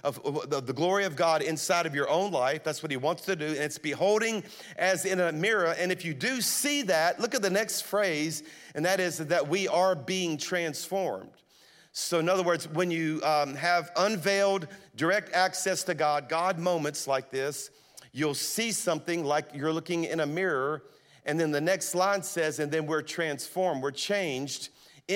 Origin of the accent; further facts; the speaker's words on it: South Louisiana, United States; moved away as an adult; now in Birmingham, United States; I'm a Cajun from South Louisiana is what I really am, okay? I moved to Birmingham 23 years ago to plant Highlands, but I'm from South Louisiana